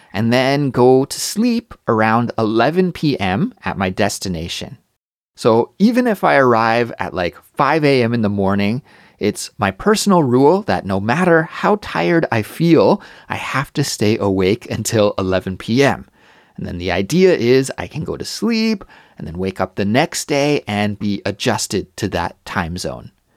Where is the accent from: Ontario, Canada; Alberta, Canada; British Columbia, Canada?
British Columbia, Canada; Kelowna; moved away as an adult; also born or lived in Montreal, Canada; now in Seoul, South Korea; I'd travel back to visit my hometown, Kelowna, British Columbia